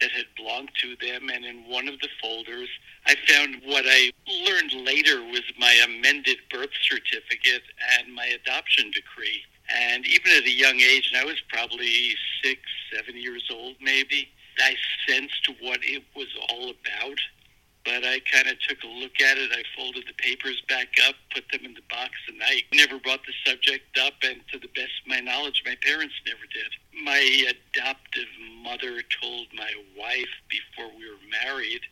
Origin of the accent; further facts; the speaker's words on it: New York City, New York, United States; I was adopted at a day old, and I was at a hospital in New York City called the Lexington Hospital